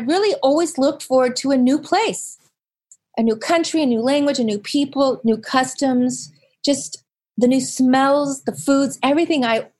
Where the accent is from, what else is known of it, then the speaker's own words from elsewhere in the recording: Virginia, United States; born there; also born or lived in Southern California; I was born in Virginia, and I spent a fair amount of my life living in a very small beach town in Southern California.